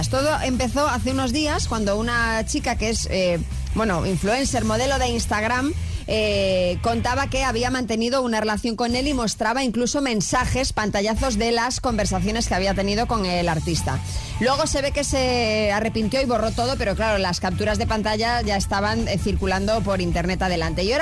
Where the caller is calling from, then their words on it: Marbella, Andalusia, Spain; de Marbella.